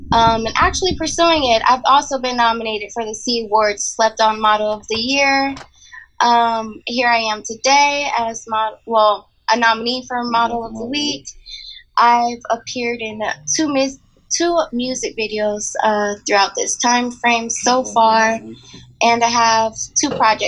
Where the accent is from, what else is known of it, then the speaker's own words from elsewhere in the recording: Paterson, New Jersey, United States; moved away as an adult; now in Tennessee, United States; I'm born and raised in Paterson, New Jersey. Recently moved to Tennessee about 7 years ago.